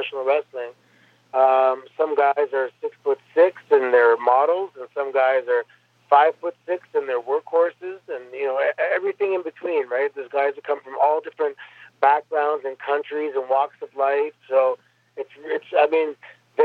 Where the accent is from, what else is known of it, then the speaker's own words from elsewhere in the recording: Mississauga, Ontario, Canada; I grew up in Mississauga, Ontario